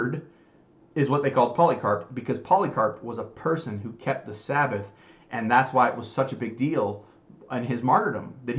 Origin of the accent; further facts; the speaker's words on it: United States; I was raised in the United States